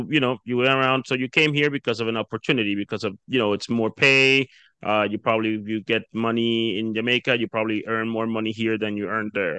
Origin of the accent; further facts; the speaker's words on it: Dominican Republic; moved away; I'm originally from the Dominican Republic, so I'm pretty familiar with the Caribbean.